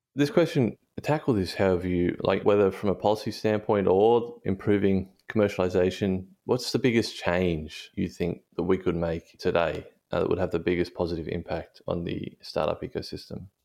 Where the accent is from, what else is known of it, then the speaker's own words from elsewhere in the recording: Hunter Valley, New South Wales, Australia; I'm from the Hunter Valley